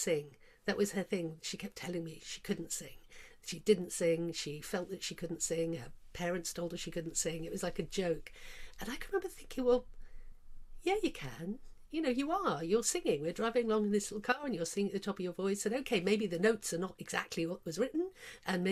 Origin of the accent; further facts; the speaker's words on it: Cornwall, South West England, United Kingdom; moved away as an adult; also born or lived in London; I come from Cornwall, in a little fishing village down there